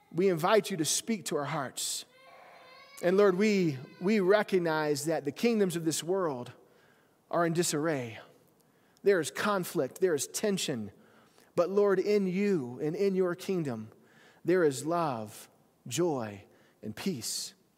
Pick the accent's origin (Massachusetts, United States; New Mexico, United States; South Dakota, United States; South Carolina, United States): South Carolina, United States; moved away; growing up, I had this, this, uh, ditch bank down in our house in South Carolina